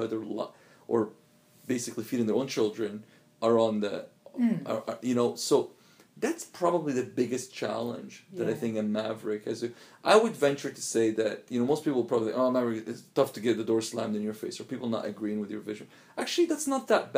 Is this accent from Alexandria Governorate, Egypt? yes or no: yes; Alexandria, Alexandria Governorate, Egypt; moved away; So I lived in Alexandria, grew up in Alexandria.